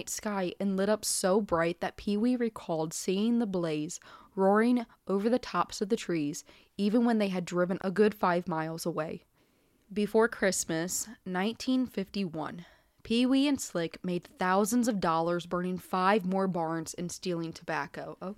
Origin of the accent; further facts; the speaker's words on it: Charleston, South Carolina, United States; in Charleston, South Carolina. Oh, hey, my hometown.